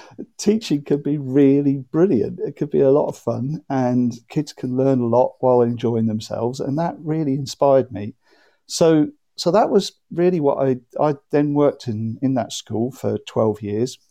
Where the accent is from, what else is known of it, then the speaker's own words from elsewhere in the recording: Norwich, East of England, United Kingdom; also born or lived in Madrid; I live in Norwich and I come from Norwich.